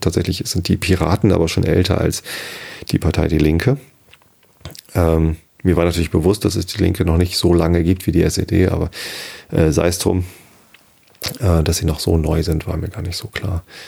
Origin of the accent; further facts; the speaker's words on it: Germany; sollten wir stolz sein als Deutsche